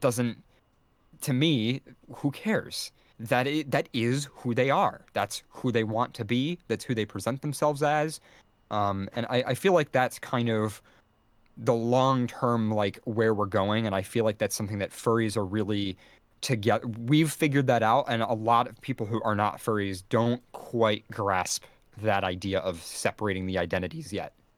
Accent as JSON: {"language": "English", "country": "United States", "said": "as an American"}